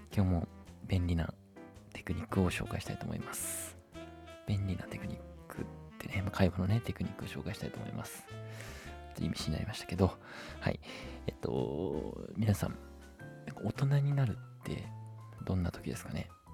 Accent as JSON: {"language": "Japanese", "town": "Gamagori", "region": "Aichi", "country": "Japan", "tie": "born or raised there", "said": "僕の地元のラグーナ蒲郡っていうとこにもね"}